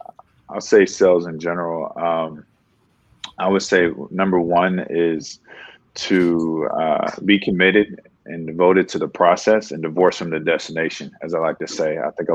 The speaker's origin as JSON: {"language": "English", "region": "Maryland", "country": "United States", "moved": "as an adult", "lives_now": "Oakland, United States", "said": "I'm currently located in Oakland, California. I'm from the East Coast of the country, though. I'm from Maryland. Came out here right before COVID popped off"}